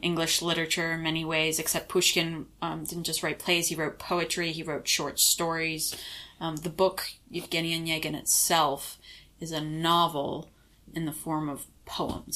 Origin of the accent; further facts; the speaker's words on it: United States; moved away as an adult; I'm from the States